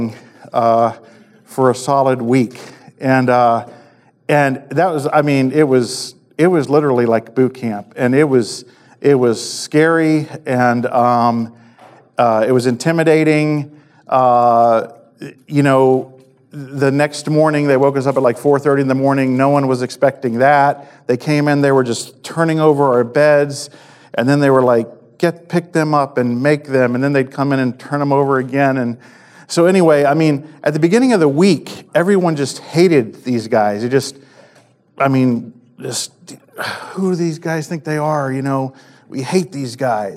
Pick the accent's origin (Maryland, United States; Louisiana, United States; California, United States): Maryland, United States; I grew up in Maryland